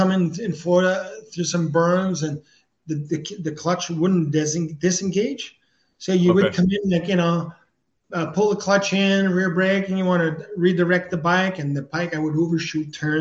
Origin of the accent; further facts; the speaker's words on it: Quebec, Canada; accent: French; my French accent